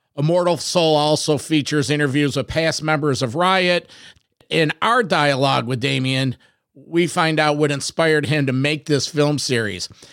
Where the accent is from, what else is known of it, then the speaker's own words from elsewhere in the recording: Rochester, New York, United States; I'm Rochester, New York